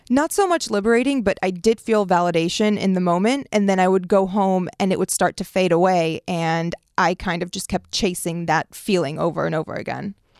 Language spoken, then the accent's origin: English; Washington, District of Columbia, United States; also born or lived in Beirut, Lebanon; moving to America the year nine eleven happens and growing up in D C